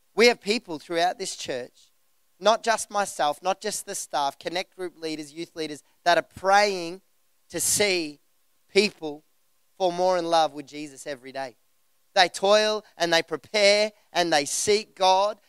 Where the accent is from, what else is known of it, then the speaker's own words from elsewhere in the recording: Geelong, Victoria, Australia; the church that we grew up in Geelong